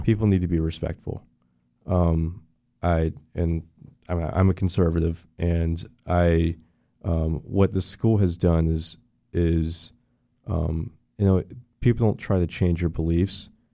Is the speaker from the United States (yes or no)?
yes; Orlando area, Florida, United States; also born or lived in Daytona, Florida / DeLand, Florida; I went to, uh, Cheney Elementary in the old Cheney area. So I grew up around here. Uh, we moved right before the recession to Daytona.